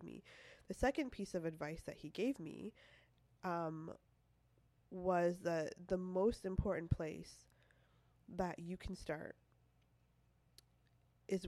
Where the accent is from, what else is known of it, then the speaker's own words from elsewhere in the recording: Toronto, Ontario, Canada; moved away as an adult; now in California, United States; I lived in Toronto most of my life.